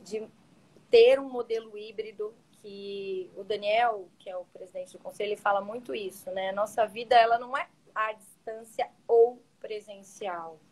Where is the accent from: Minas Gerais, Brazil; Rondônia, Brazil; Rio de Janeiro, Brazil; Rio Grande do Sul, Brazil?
Minas Gerais, Brazil; now in Santa Catarina, Brazil; eu me sinto super bem acolhida aqui no sul, sou mineira